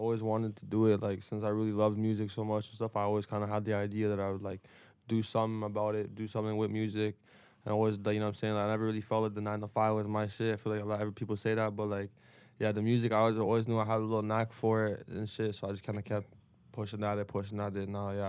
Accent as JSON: {"language": "English", "town": "Toronto", "region": "Ontario", "country": "Canada", "tie": "born or raised there", "said": "I mean, shit, for me, I grew up in Toronto, so I kind of moved around a lot"}